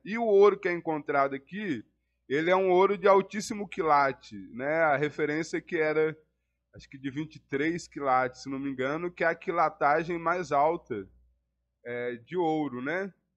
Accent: Ouro Preto, Minas Gerais, Brazil; três pretos, nascidos e criados em Ouro Preto, em bairros de periferia

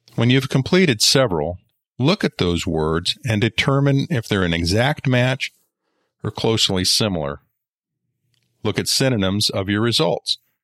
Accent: Colorado, United States; When I was growing up in Colorado, we lived in a relatively rural area

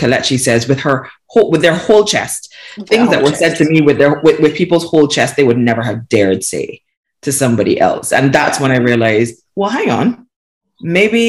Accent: Barbados; now in United Kingdom; I was born and raised in Barbados

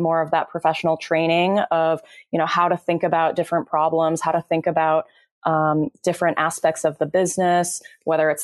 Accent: Chicago suburbs, Illinois, United States; now in California, United States; I am originally from the Chicago suburbs, but moved out to California

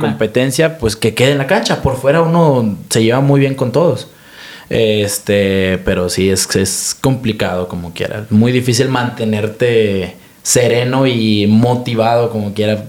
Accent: Mexico; como mexicano

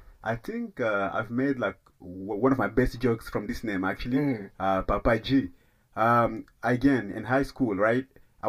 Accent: DR Congo; Like, I'm from Congo. Like, come on.

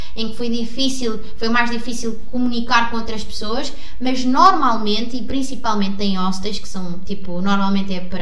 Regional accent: Sintra, Lisbon, Portugal; eu vim de Sintra também, é uma aldeia super pequena, os meus pais cresceram ali

